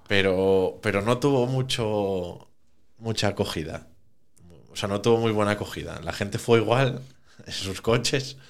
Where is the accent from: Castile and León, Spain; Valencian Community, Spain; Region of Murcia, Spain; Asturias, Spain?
Asturias, Spain; Oviedo; also born or lived in Caso; Nací en Oviedo y todo en Oviedo